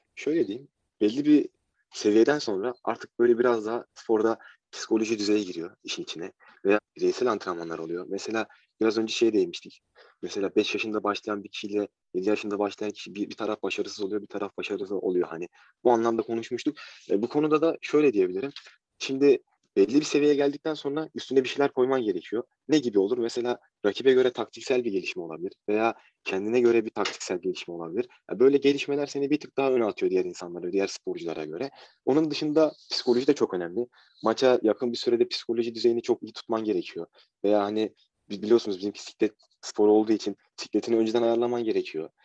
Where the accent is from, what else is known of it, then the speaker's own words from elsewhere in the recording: Ankara, Turkey; 20 Mart 2000 Ankara doğumluyum